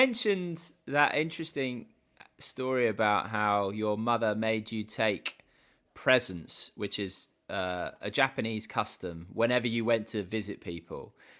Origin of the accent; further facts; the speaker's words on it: England, United Kingdom; we as English people, or as British people